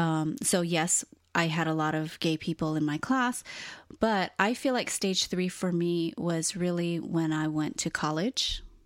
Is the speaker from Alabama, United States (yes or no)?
no; Hawaii, United States; born and raised in Hawaii